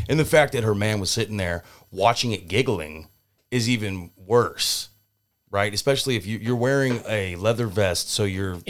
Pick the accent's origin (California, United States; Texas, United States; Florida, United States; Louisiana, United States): California, United States; San Diego; So I grew up in San Diego, California.